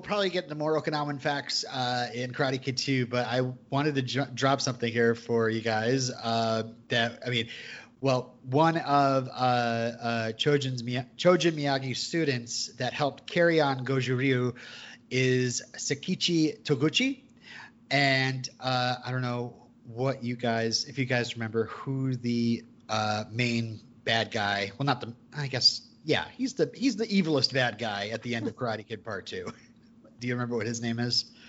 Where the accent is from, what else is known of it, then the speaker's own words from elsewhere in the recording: Vermont, United States; I'm from Vermont.